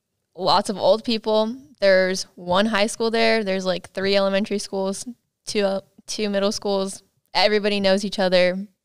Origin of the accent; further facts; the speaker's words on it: Yucaipa, California, United States; also born or lived in Loma Linda, United States; But I grew up in Yucaipa, California.